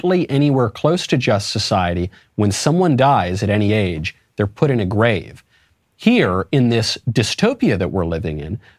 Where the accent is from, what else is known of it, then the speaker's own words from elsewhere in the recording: United States; I'm an American patriot